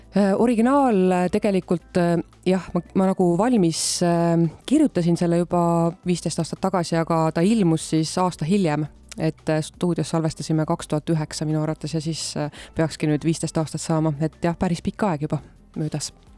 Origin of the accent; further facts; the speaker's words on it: South Estonia, Estonia; now in Tartu, Estonia; see Lõuna-Eesti, kust ma ise pärit olen ka, et Võrumaa ja Põlvamaa